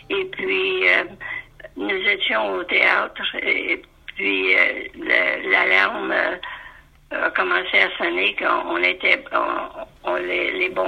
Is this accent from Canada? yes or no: yes; Montreal, Quebec, Canada; also born or lived in Ottawa / Gander Bay; vu que j'étais de Montréal